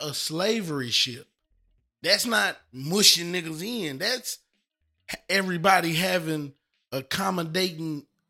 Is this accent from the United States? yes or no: yes; United States; I am an American.